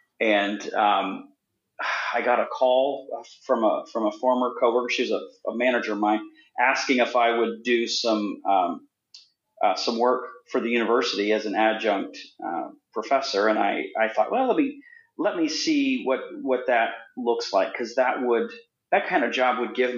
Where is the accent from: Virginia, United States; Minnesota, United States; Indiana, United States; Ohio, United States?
Indiana, United States; And I did a show here in my hometown in Indiana.